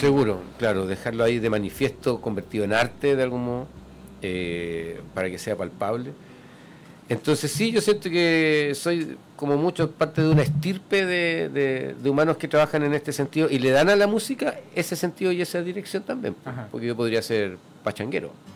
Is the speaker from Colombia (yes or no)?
no; Chile; yo soy un cantautor chileno